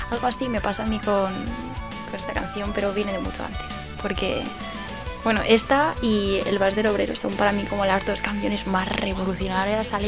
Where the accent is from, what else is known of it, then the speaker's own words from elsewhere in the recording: Almería, Andalusia, Spain; now in Madrid, Spain; Y aunque yo digo que mi tierra es Almería, hecho, cuando estoy allí echo mucho de menos Madrid y cuando estoy aquí echo mucho de menos Almería.